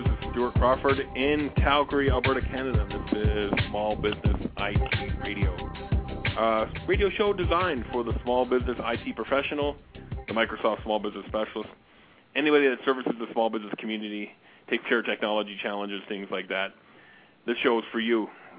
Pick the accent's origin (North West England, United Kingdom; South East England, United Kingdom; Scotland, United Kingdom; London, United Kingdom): Scotland, United Kingdom; Glasgow; born there; and from Edinburgh, Scotland, which is not too far from where I was born in Glasgow.